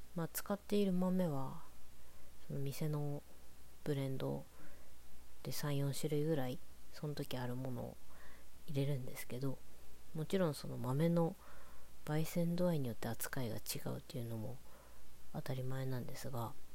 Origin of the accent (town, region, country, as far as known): Morioka, Iwate, Japan; born or raised there; moved away; also born or lived in Tokyo